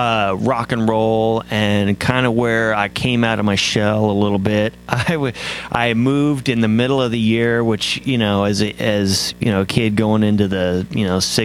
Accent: Midwest, United States; moved away; also born or lived in East Coast / Houston, Texas; I grew up in a country called the Midwest. Man, what a great place to grow up

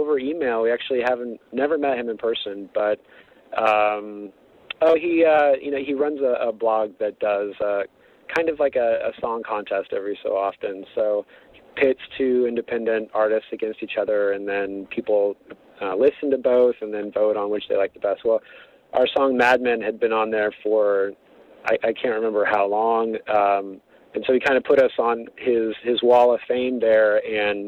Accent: Lakewood, Washington, United States; now in Portland, United States; I grew up in Lakewood, Washington

